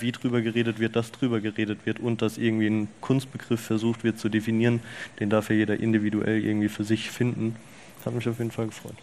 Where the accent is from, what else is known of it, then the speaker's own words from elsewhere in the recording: Rüsselsheim, Hesse, Germany; ich bin aufgewachsen in Rüsselsheim.